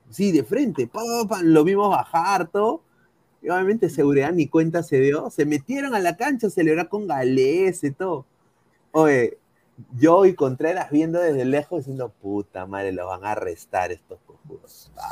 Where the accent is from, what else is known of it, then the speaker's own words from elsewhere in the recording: Peru; O sea, yo soy peruano, sí.